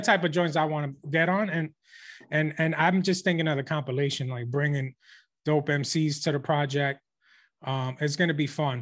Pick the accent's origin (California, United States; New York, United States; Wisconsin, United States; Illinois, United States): New York, United States; we're from New York